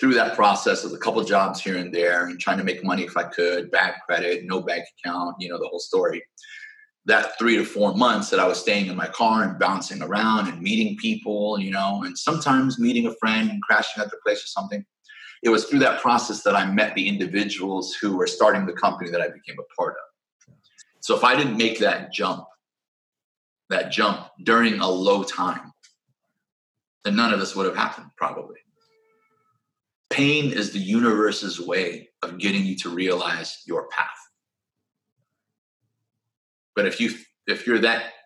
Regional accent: Peoria, Illinois, United States; moved away as an adult; also born or lived in Chicago, Illinois; now in California, United States; I'm from Peoria, Illinois, Midwest, born and raised. That's my hometown.

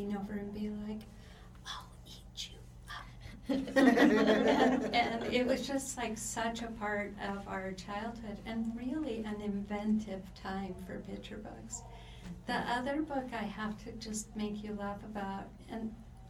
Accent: Pacific Northwest, United States; I'm from the Pacific Northwest

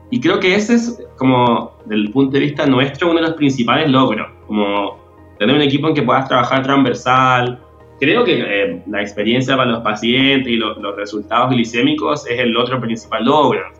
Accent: Chile; personal en Chile y en mi trabajo han pesado más que mi condición de, homosexual. Pero tengo clarísimo que en mi país y en mi institución esto no es la realidad de la mayoría de la gente

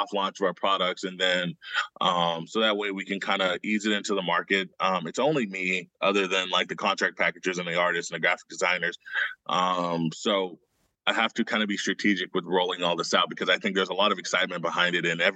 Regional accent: Oklahoma, United States; growing up in Oklahoma as a Black artist

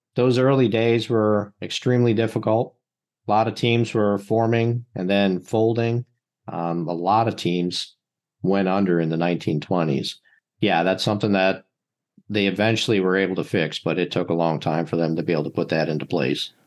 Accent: Buffalo, New York, United States; now in Philadelphia, United States; I was born in Buffalo, just outside Buffalo, New York

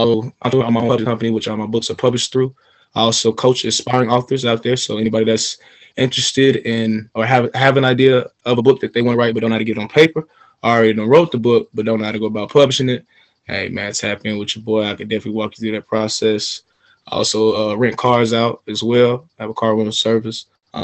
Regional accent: Smyrna, Georgia, United States; I'm from Smyrna specifically

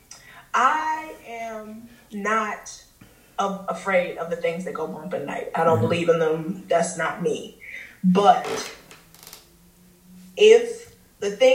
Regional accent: Chicago, Illinois, United States; I'm from Chicago

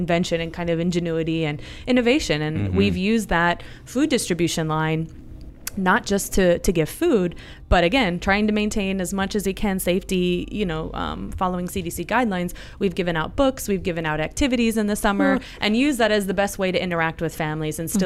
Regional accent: Cleveland, Ohio, United States; moved away as an adult; also born or lived in Spain; now in Pinellas County, United States; I grew up in Cleveland, Ohio

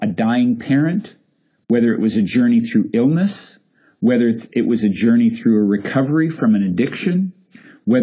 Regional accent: Canada; I'm a Canadian after all, and we like polite up here

